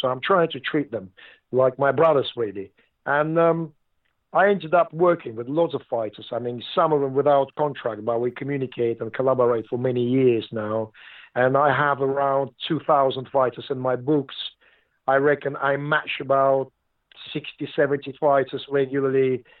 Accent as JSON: {"language": "English", "country": "Russia", "also_born_or_lived": "London", "moved": "yes", "lives_now": "Southampton, United Kingdom", "said": "Just Southampton was the town I came to from Russia and stayed my home. I lived in London for a while, but I came back to Southampton"}